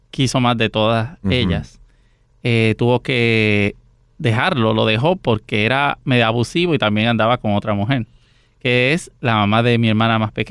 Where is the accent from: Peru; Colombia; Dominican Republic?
Dominican Republic; San José de Ocoa; San José de Ocoa, en República Dominicana, eh, y de una familia de eh, siete hermanos.